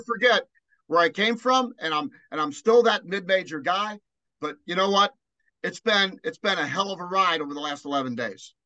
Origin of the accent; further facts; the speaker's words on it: Newport, Kentucky, United States; also born or lived in Cincinnati; now in Dayton, United States; I was born in Newport